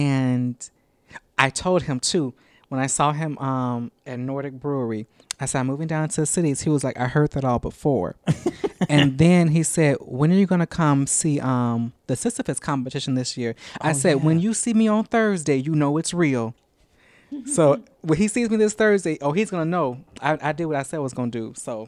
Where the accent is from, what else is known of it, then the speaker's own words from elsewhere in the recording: Chicago, Illinois, United States; now in Saint Cloud, United States; I'm from Chicago originally.